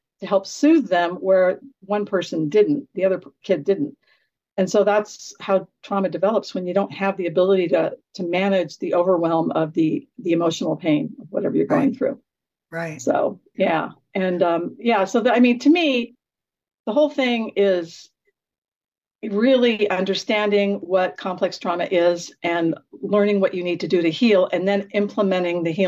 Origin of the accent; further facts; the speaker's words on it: Garden Grove, California, United States; that's where I grew up in Garden Grove, California.